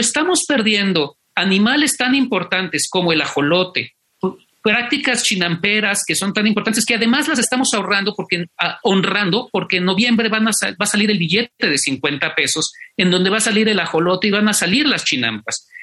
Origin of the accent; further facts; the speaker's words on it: Mexico; Xochimilco es parte de nosotros como mexicanos.